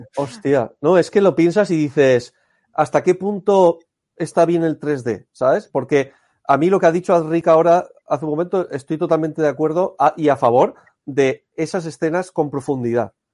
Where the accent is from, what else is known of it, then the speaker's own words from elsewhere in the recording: Alicante, Valencian Community, Spain; Yo soy de Alicante.